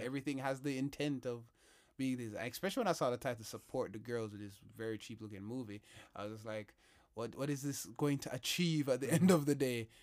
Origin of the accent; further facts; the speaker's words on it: Jamaica; my introduction to the Queen was as a Jamaican